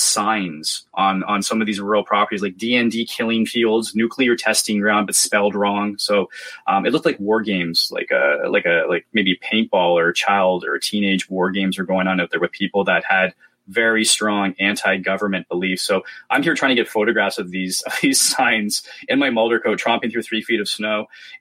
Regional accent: Canada; being very Canadian about it.

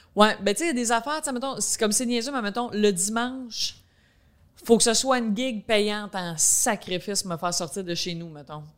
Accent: Quebec, Canada; accent: countryside accent; j'ai un accent comme, tu sais, je viens de la campagne

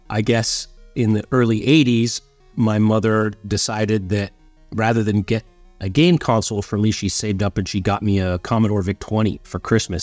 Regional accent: Vancouver, British Columbia, Canada; also born or lived in Southern Ontario; I'd been born in, in, you know, Southern Ontario. Um, and my mom had moved me out to Vancouver, just her and I, uh, when I was eight.

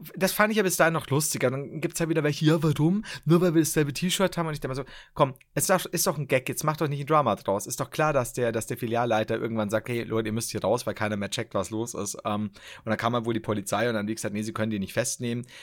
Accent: Upper Palatinate, Bavaria, Germany; Ich komme tatsächlich aus Oberpfalz. Die Regensburg ist die Hauptstadt der Oberpfalz.

